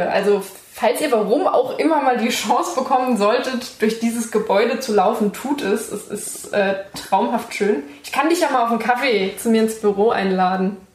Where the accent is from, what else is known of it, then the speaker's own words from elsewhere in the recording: Saarland, Germany; ich komme nicht aus Saarbrücken, aber gut. Saarland generell.